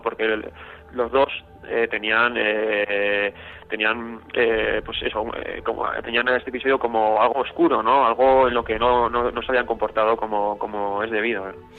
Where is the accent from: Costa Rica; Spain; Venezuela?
Spain; Vitoria-Gasteiz, Basque Country; de mi ciudad natal, de Vitoria